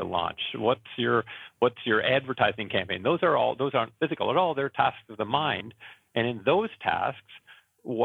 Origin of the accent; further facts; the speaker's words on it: Canada; I am from Canada, and it's not foggy here.